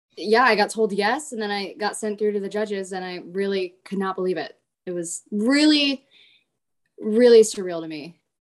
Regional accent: Florida, United States; perform for my hometown

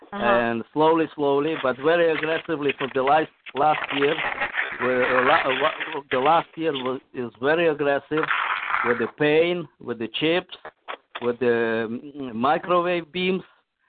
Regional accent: Russia; English is a second language; Yeah, I'm also from Russia.

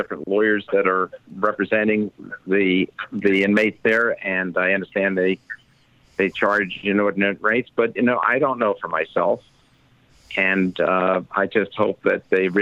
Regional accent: United States; also born or lived in Canada; I'm American.

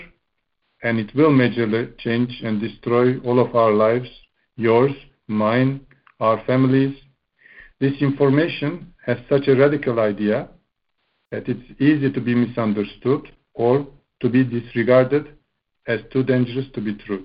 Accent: Bucharest, Romania; English is a second language; I'm from Bucharest, Romania

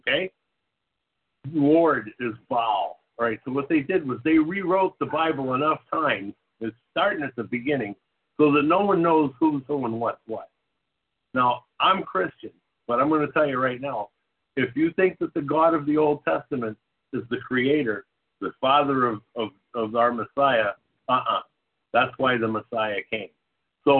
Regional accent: New England, United States; I'm from New England.

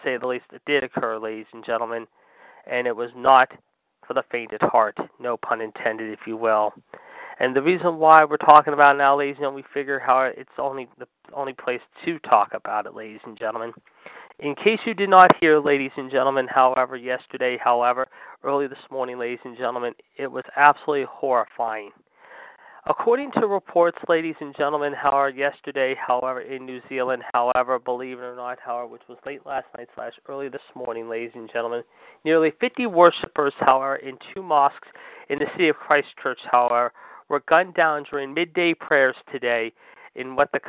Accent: Pittsburgh, Pennsylvania, United States; this is similar to what happened in my hometown, of course, back in October in the city of Oakland, if you will, near the University of Pittsburgh

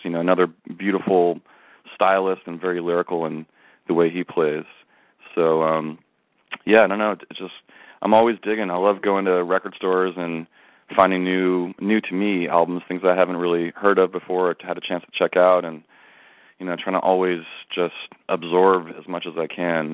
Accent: New Jersey, United States; now in Santa Cruz, United States; I grew up in in New Jersey

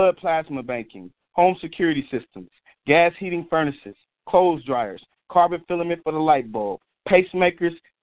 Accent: Jonesboro, United States; moved away; I'm originally from Jonesboro

